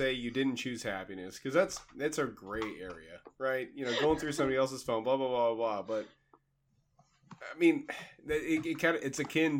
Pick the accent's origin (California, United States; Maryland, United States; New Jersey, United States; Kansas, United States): Kansas, United States; Even though I'm from Kansas, I'm still sweet.